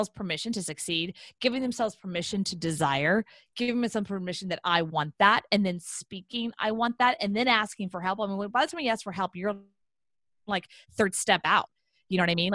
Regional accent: Houston, Texas, United States; I'm from Houston

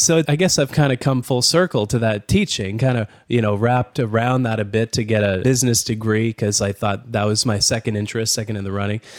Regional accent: Canada; as a Canadian

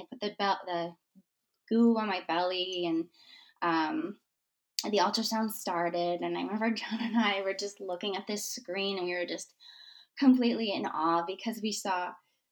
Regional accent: Michigan, United States; moved away; We are originally from Michigan. I grew up in Michigan.

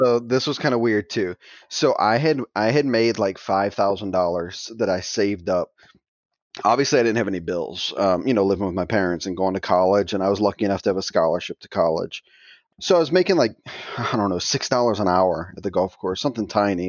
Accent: Thibodaux, Louisiana, United States; I'm from, um, little tiny town called Thibodeau, Louisiana. It's kinda in the middle of the swamp, more or less, south of New Orleans

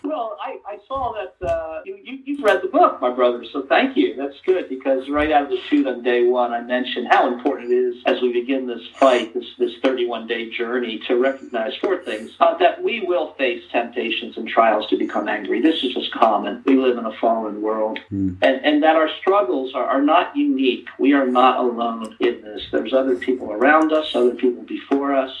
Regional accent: New Jersey, United States; I grew up in New Jersey along the coast, in the, in the New Jersey shore.

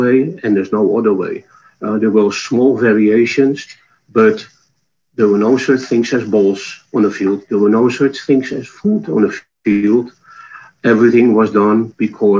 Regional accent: Netherlands; accent: Dutch; moved away; My accent is from the Netherlands

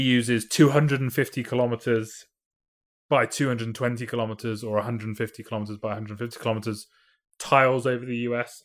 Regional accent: United Kingdom; I'm from Britain

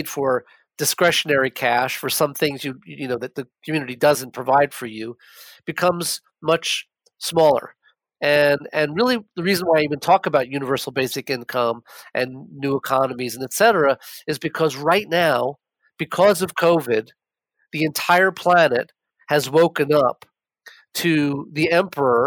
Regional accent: New York City, New York, United States; I grew up in New York and I spent most of my childhood and the better part of my college years, my undergrad at NYU, living in Manhattan.

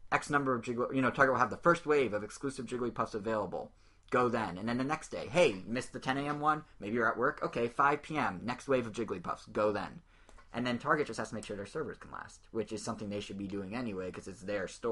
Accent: United States; I'm in America, and I'm an American

